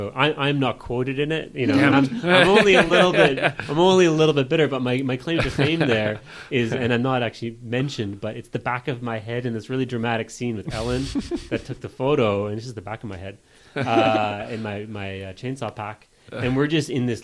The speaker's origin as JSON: {"language": "English", "town": "Hamilton", "region": "Ontario", "country": "Canada", "said": "I'm from Hamilton, you know, Ontario kids, we've never seen a forest fire before"}